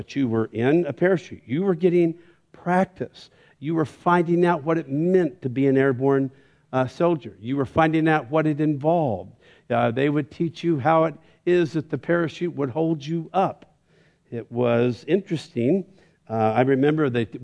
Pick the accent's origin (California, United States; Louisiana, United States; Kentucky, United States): California, United States; Bakersfield; I'm from Bakersfield